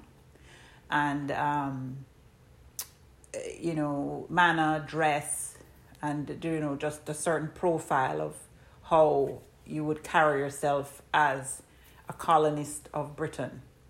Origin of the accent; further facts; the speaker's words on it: Jamaica; moved away; I'm originally from Jamaica, and so, you know, I identify as Afro-Caribbean.